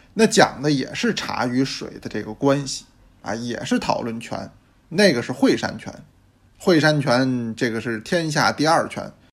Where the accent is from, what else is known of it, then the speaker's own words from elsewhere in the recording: Beijing, China; 因为我是北京人嘛